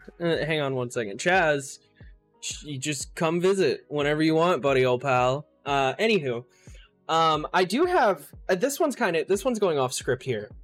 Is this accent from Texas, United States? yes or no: no; Ohio, United States; now in Bay Area, United States; I was born in Southern Ohio. Literally, like, you go right, like 5 minutes away, you go over the bridge over the river and you're in Kentucky. That's like, that's, I was like on the bottom little tip of Ohio